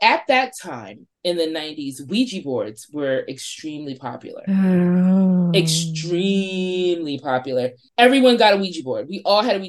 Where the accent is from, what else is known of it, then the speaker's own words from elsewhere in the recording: New York City, New York, United States; I grew up in Crown Heights and went to school on the Upper West Side.